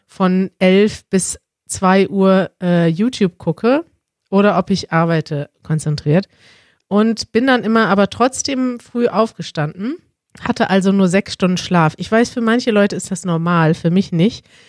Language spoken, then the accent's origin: German; Münster, North Rhine-Westphalia, Germany; moved away as an adult; now in Berlin, Germany; in Münster, in meiner Heimatstadt